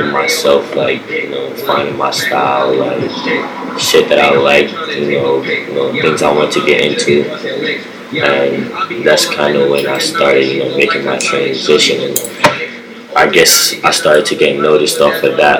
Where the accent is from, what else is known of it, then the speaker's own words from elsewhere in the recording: New York City, New York, United States; I'm from Brooklyn.